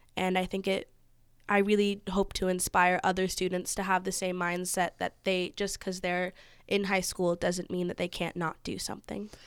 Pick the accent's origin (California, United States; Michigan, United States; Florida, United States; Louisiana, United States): California, United States; Napa; growing up in Napa